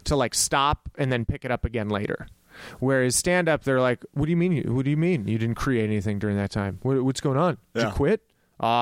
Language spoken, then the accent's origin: English; El Paso, Texas, United States; growing up in El Paso, Texas